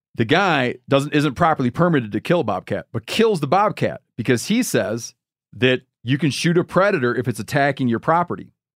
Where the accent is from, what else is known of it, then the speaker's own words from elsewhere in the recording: Michigan, United States; moved away; my home state of Michigan